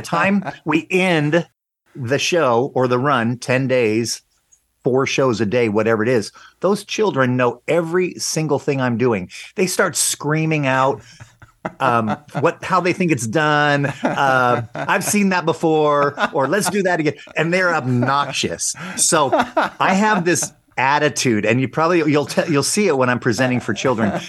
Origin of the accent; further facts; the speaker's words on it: Long Beach, California, United States; moved away; also born or lived in Las Vegas / Branson / Guam; I grew up in Long Beach, California